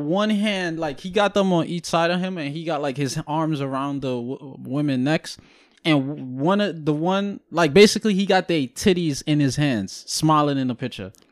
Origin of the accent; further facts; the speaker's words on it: Guyana; I'm born and raised in Guyana